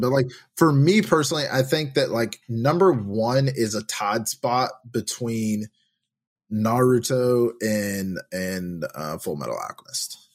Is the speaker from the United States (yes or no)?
yes; Tennessee, United States; I'm from Tennessee